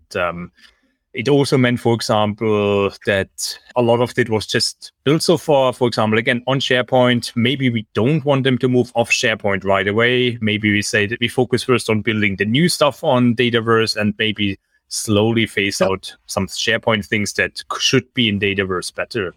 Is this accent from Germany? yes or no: yes; Germany; moved away as an adult; now in Singapore; I'm originally from Germany and I studied in Germany